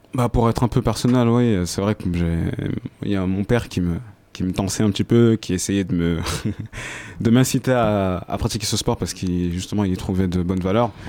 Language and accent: French; Senegal; je suis originaire du Sénégal.